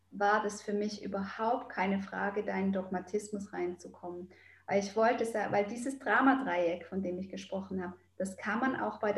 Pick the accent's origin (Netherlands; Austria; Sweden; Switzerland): Switzerland; weil ich bin ein Schweizer Mädchen. Ich habe überall geschmolzen Käse drauf gemacht.